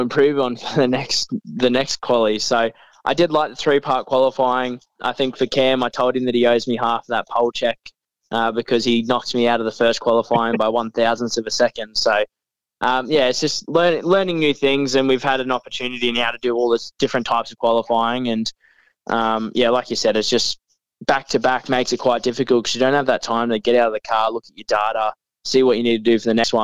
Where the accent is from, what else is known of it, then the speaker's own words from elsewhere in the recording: Mackay, Queensland, Australia; also born or lived in Victoria; I actually moved here when I was 6 years old. So, I've probably spent more time in more time in Queensland than I have in Victoria, so I guess you could say I'm a Queenslander